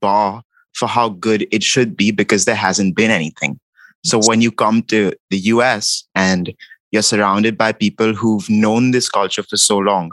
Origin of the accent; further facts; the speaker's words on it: Mumbai, Maharashtra, India; moved away as an adult; now in New York, United States; growing up in India